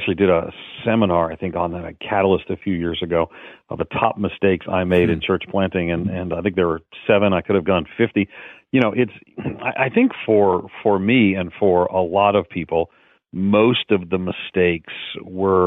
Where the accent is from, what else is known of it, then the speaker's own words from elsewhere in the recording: Long Island, New York, United States; now in Nashville, United States; I grew up on Long Island, just outside of New York City